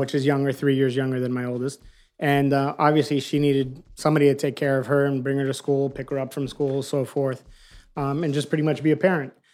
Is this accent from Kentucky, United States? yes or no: no; Miami, Florida, United States; moved away as an adult; now in California, United States; We're, we're both born and raised in Miami